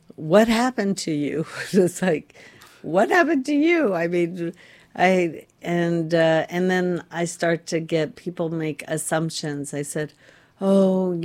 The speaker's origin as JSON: {"language": "English", "region": "Florida", "country": "United States", "tie": "born or raised there", "said": "I grew up in Florida"}